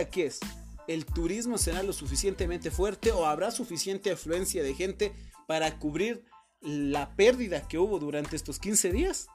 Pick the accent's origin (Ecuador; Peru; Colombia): Ecuador; en mi país